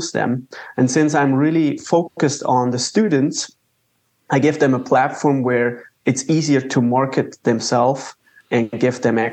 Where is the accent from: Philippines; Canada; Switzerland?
Switzerland; Zurich; moved away as an adult; also born or lived in Waco, Texas, United States; now in United States; I'm born and raised in Switzerland. I came to the U.S. for my master's degree at Baylor University